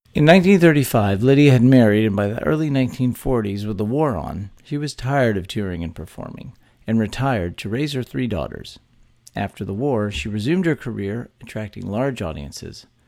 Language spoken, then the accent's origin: English; Texas, United States; born or raised there